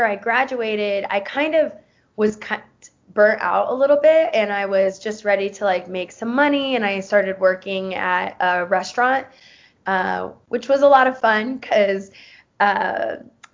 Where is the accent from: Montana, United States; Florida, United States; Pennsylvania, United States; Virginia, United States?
Florida, United States; Tampa; also born or lived in Nicaragua; I am originally from Tampa, Florida